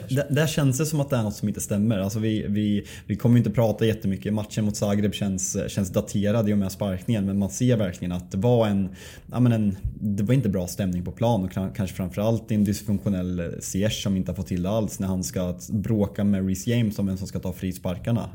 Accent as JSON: {"language": "Swedish", "country": "Sweden", "said": "vi svenskar"}